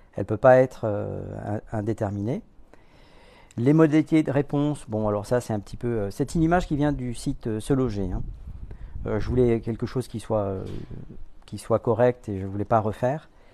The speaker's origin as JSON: {"language": "French", "country": "Guadeloupe", "said": "je viens de Guadeloupe"}